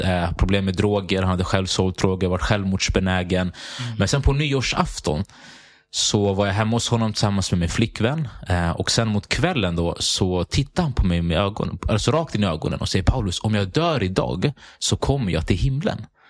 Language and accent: Swedish; Sundbyberg, Stockholm County, Sweden; jag är född och uppväxt i Hallonbergen.